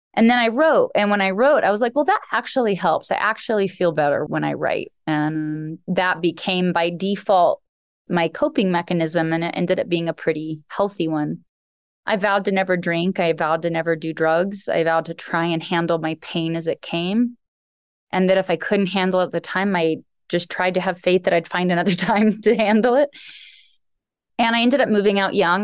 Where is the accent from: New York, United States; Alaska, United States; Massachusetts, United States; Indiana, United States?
Alaska, United States; I grew up in Alaska. I was raised on a homestead by a single father.